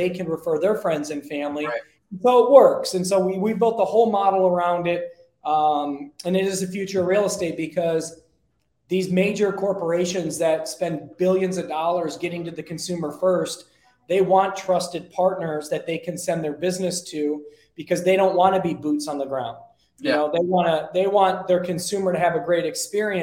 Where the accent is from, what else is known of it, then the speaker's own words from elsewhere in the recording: Detroit, Michigan, United States; now in Arizona, United States; I'm from Detroit